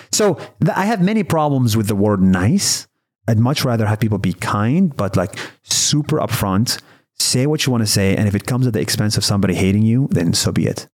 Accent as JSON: {"language": "English", "country": "Israel", "tie": "born or raised there", "said": "I was born and raised in Israel"}